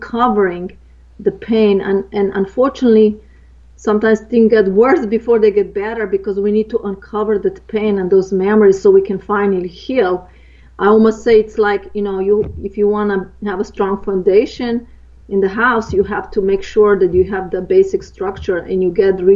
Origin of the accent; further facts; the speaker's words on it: Slovenia; moved away; I grew up in Eastern Europe, in Yugoslavia, and the northern part is Slovenia, where I'm from